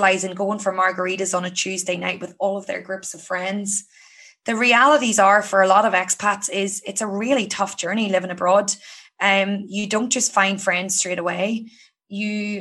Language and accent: English; County Down, Northern Ireland, United Kingdom; moved away as an adult; now in Sydney, Australia; I'm from County Down in Ireland.